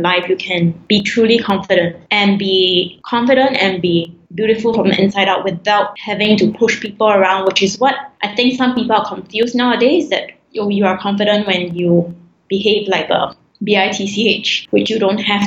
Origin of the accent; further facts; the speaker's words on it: Singapore; I'm Singaporean Chinese